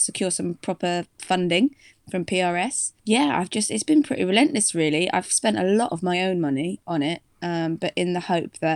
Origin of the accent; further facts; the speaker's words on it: Devon, South West England, United Kingdom; moved away as an adult; also born or lived in Leeds; now in London, United Kingdom; I'm from Devon, originally, in the southwest England. But I've been in London for the past, about 8-9 years now